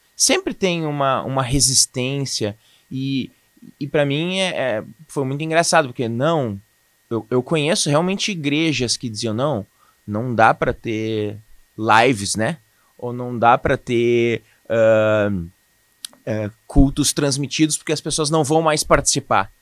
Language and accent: Portuguese; Canoas, Rio Grande do Sul, Brazil; also born or lived in Boa Vista, Roraima; eu sou nascido em Boa Vista, Roraima. Território maravilhoso. mas eu fui criado aqui em Canoas.